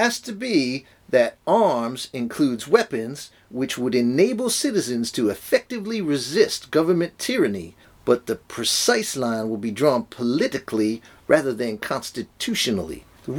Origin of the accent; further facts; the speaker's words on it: United States; I'm an American. I don't do irony.